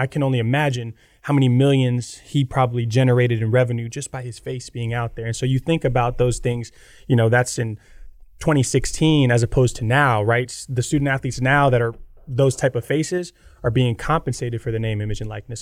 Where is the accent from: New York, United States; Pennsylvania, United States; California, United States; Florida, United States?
Florida, United States; Gator Country; moved away as an adult; I grew up in Gator Country